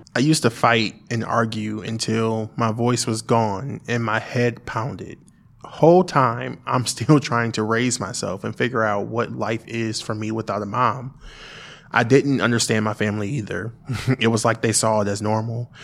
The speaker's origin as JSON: {"language": "English", "town": "Springfield", "country": "United States", "tie": "born or raised there", "said": "we relocated back to Springfield."}